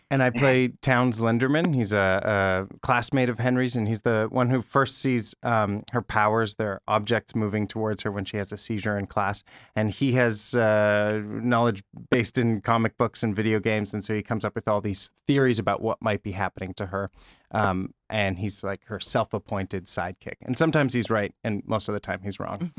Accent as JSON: {"language": "English", "town": "Regina", "region": "Saskatchewan", "country": "Canada", "tie": "born or raised there", "moved": "yes", "lives_now": "Toronto, Canada", "said": "grew up in Regina, Saskatchewan. Uh, which is a city in the middle of Canada."}